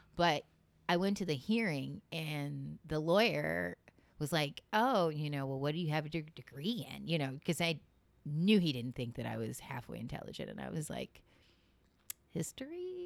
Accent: Seminole County, Florida, United States; also born or lived in Midwest; I grew up in Seminole County

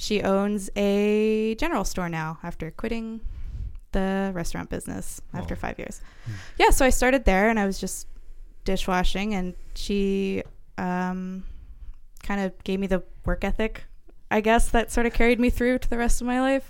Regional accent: Pender Island, British Columbia, Canada; moved away as an adult; I moved away from Pender because I was a young woman and there was one of two young women on the entire island

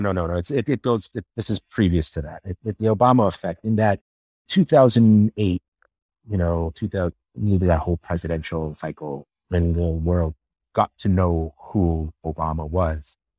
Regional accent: Toronto, Ontario, Canada; moved away as an adult; growing up in Toronto, with the immigrant family

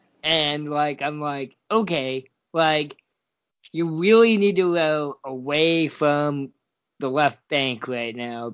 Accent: Oregon, United States; Hey, I am technically from Oregon.

